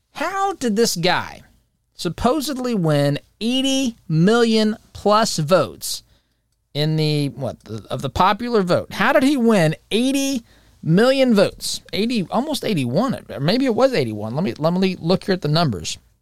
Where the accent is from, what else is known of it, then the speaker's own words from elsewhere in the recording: United States; we, as an American people